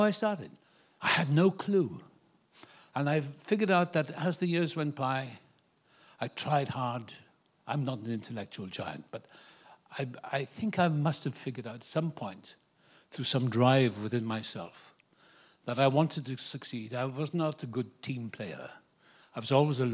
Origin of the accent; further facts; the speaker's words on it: Wales, United Kingdom; moved away as an adult; now in Malibu, United States; I was born in Wales, the same place as Richard Burton.